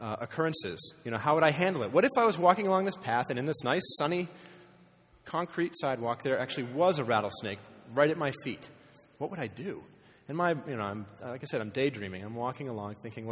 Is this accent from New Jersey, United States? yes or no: no; Maine, United States; moved away as an adult; now in Nevada, United States; I grew up in Maine